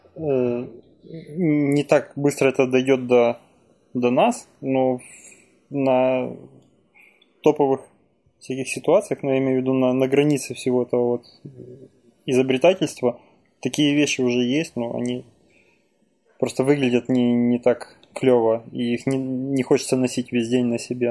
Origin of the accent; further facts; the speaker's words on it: Ukraine; moved away; моя родина Украина. Я в Украине родился, в Украине вырос